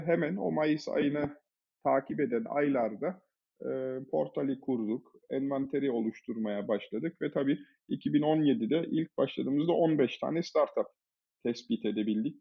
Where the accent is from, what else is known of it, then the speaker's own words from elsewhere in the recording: Germany; moved away as an adult; also born or lived in Munich, Germany; now in Turkey; Ben e, Almanya'da doğdum, büyüdüm. 23-24 e, yaşındayken Türkiye'ye geldim.